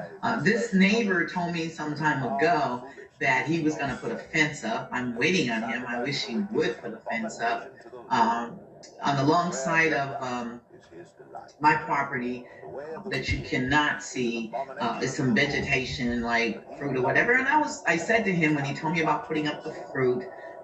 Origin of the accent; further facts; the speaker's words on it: United States; growing up in America